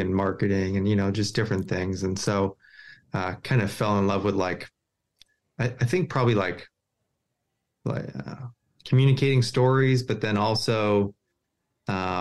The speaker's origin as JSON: {"language": "English", "region": "Maine", "country": "United States", "said": "Maine folks, they're real down to earth. You know, we have so much, you know, ocean, mountains"}